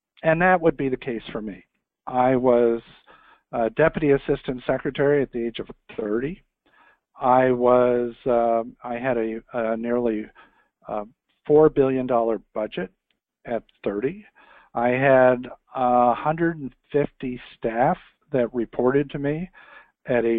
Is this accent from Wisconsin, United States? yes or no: no; Newark, Ohio, United States; moved away as an adult; also born or lived in Columbus, Ohio / Washington; I'm from Newark, Ohio, which is 30 miles east of Columbus, central Ohio. I grew up there.